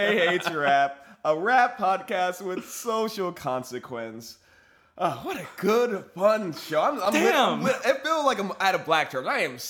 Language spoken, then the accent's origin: English; Nigeria; I'm Nigerian